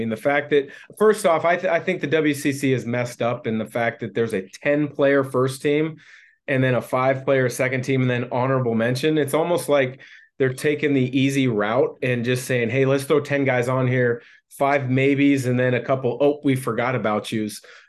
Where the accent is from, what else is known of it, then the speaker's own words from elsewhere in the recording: Vancouver, Washington, United States; So myself, growing up in the Portland area, Vancouver, Washington, there was an athletic club that I had to go test myself at.